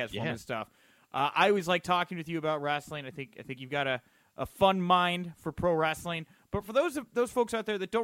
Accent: Texas, United States; I'm from Texas, and we like to shorten things

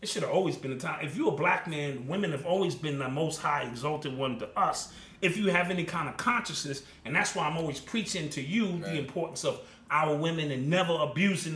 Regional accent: New York, United States; I'm from Cedar Park.

